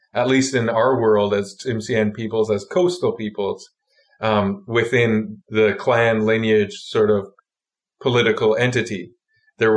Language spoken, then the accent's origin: English; Hartley Bay, British Columbia, Canada; I am from the Tsimshian community of Hartley Bay, or the Gitgat First Nation